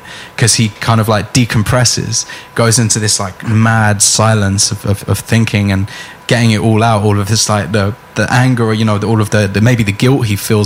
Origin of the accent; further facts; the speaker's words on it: London, United Kingdom; I grew up in Finsbury Park.